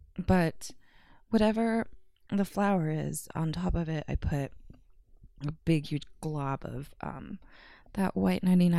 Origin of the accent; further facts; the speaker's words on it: California, United States; moved away; I'm from California